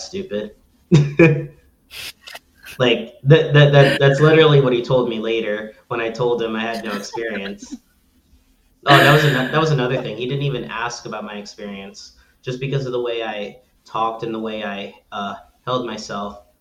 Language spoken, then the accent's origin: English; Belleville, New Jersey, United States; that was my hometown. I lived there my whole life